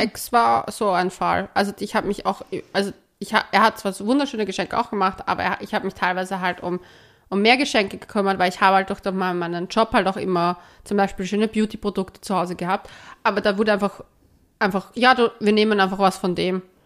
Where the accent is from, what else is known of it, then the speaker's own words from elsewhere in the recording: Austria; ich als Österreicherin